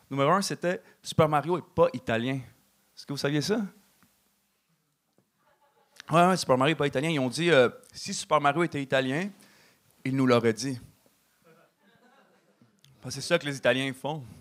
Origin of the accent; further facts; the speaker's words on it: Canada; also born or lived in Mexico; Puis euh, maintenant, j'ai la double citoyenneté, tu sais. Fait que je suis canadien et mexicain.